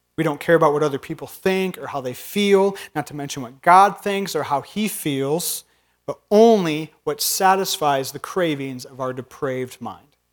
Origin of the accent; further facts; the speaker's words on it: northern Indiana, United States; now in Minnesota, United States; I'm from Indiana